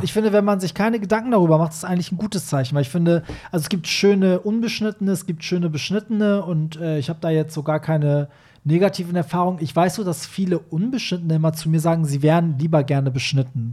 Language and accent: German; Iran; now in Germany; als Iraner, äh, also der aus einem Land kommt, wo halt Schwule bis heute irgendwie ermordet werden